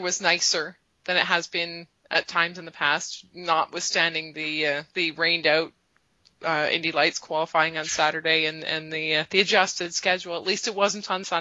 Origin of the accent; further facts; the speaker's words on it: Canada; I'm Canadian